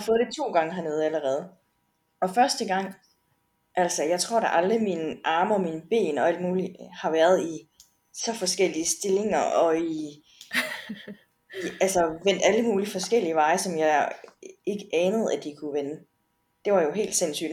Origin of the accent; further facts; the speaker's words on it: Denmark; derhjemme i Danmark